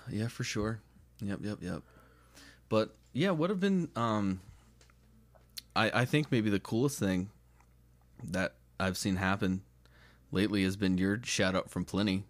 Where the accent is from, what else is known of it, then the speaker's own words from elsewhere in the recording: United States; being American